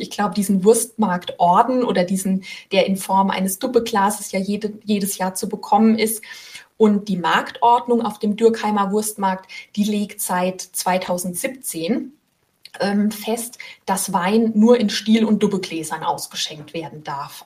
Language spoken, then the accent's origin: German; Rhineland-Palatinate, Germany; moved away as an adult; now in Rheinhessen, Germany; jetzt bin ich selbst Pfälzerin